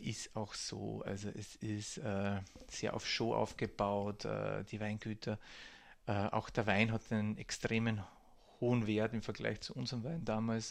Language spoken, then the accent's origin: German; Burgenland, Austria; moved away as an adult; also born or lived in Hungary; als Burgenländer an der Grenze aufgewachsen